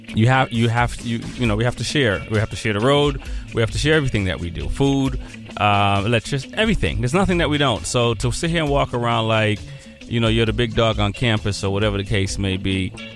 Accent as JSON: {"language": "English", "country": "Jamaica", "moved": "yes", "lives_now": "Boston, United States", "said": "I'm Jamaican"}